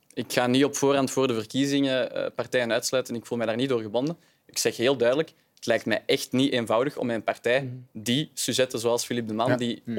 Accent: Vilvoorde, Flanders, Belgium; ik ben van Vilvoorde

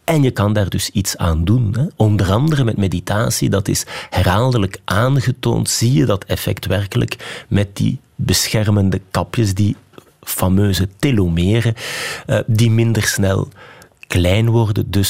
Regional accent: Flanders, Belgium; now in Liège, Belgium; ik vind dat we als Vlamingen Wallonië onvoldoende goed kennen. Hè. Ik, ik woon nu inderdaad in Luik.

